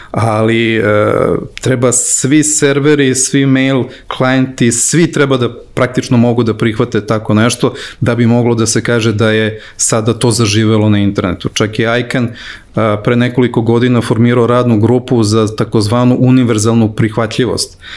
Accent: Serbia; kod nas u Srbiji

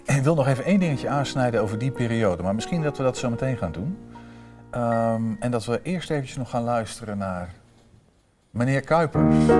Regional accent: Vroomshoop, Overijssel, Netherlands; ik ben opgegroeid in Vrooms Hoop

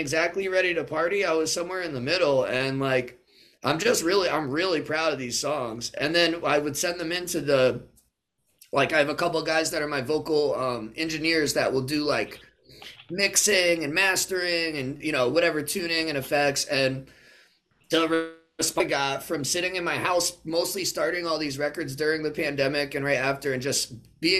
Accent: Connecticut, United States; also born or lived in California; I'm from Connecticut

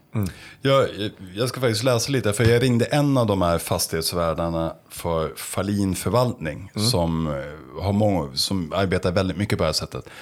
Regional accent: Stockholm, Stockholm County, Sweden; jag är stockholmare själv

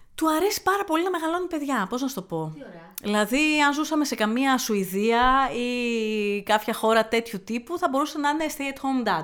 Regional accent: Thessaloniki, Central Macedonia, Greece; also born or lived in Athens; now in Chalkidiki, Greece; όταν χώρισα και έφυγα από την Αθήνα, επέστρεψα Θεσσαλονίκη

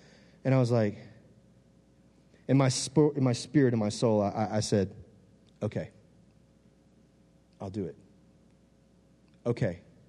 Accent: Texas, United States; I'm from the South, Texas people, you know what I'm talking about.

